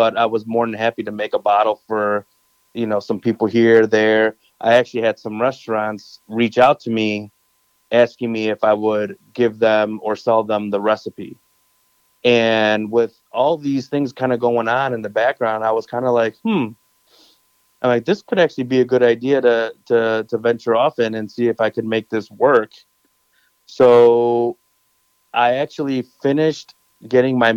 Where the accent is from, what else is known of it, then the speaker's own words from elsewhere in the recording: Chicago area, Illinois, United States; I'm from the Chicago area, a small suburb outside of Chicago.